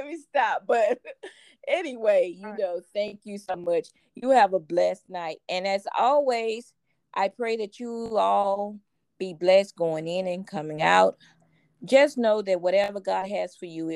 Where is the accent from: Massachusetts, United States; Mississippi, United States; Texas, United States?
Texas, United States; Houston; I'm from Fifth Ward